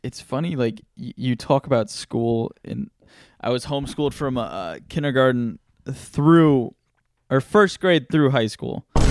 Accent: United States; being born here in America.

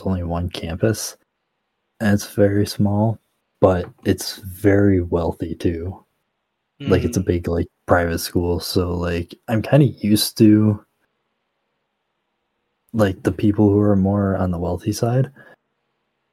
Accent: upstate New York, United States; moved away; I am from upstate New York, which is a completely different world

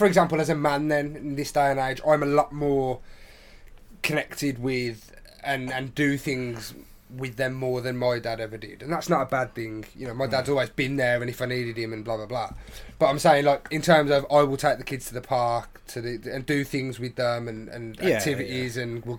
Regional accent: London, United Kingdom; I'm from London, mate.

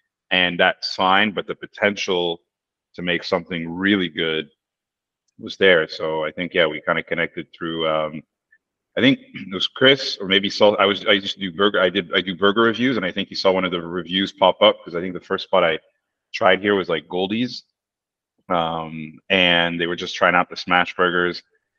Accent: Paris, Île-de-France, France; born there; I mean, I was born in Paris, and I moved back to Paris

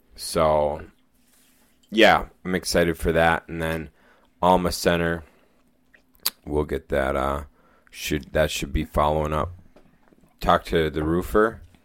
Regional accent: United States; we grew up near Lake Superior.

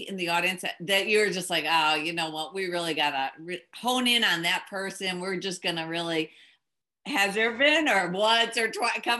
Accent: Chicago, Illinois, United States; I'm from Chicago

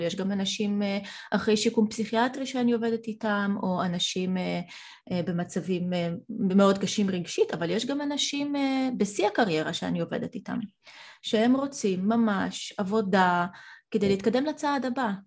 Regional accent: Israel; Hebrew is a second language; also born or lived in Soviet Union; הגעתי צעירה מדי, כי ילידת חורף עוד, עוד לא הייתי בת שש אפילו. אה, בלי השפה העברית, אה, עליתי בגיל ארבע מ, מברית המועצות

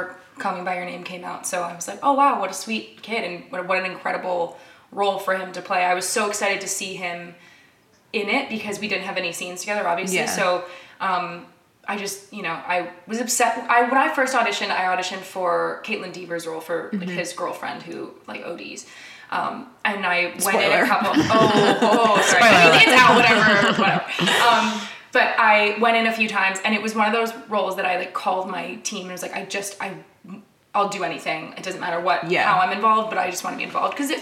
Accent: Canada; now in United States; I'm from Canada

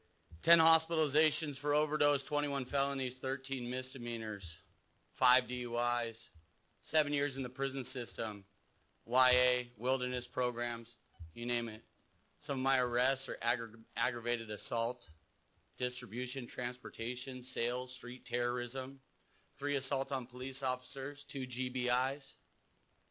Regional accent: San Clemente, California, United States; So I grew up in San Clemente and raised

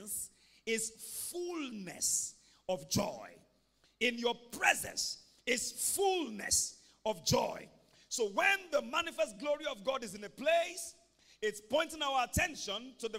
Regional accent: Ibadan, Oyo, Nigeria; When I was growing up in Mokola, we used to go early in the morning to go and fetch water from the well

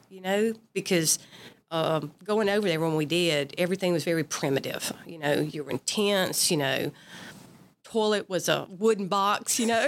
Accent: Perry County, South Mississippi, United States; also born or lived in Mobile, Alabama / Biloxi, Mississippi; Grew up in Perry County

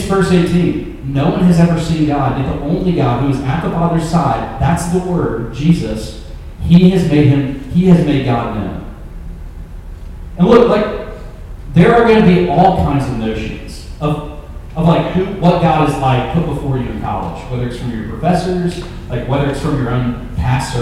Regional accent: Memphis, Tennessee, United States; I'm from Memphis

